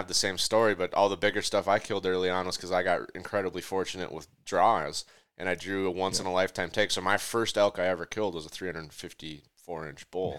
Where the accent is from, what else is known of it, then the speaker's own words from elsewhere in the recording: Minnesota, United States; So I'm from Minnesota.